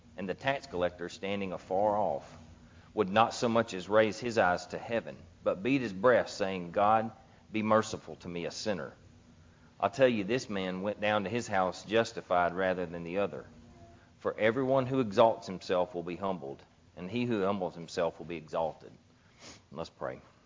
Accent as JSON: {"language": "English", "town": "Gilbert", "region": "Louisiana", "country": "United States", "tie": "born or raised there", "also_born_or_lived": "Ruston, Louisiana", "said": "I grew up in Gilbert"}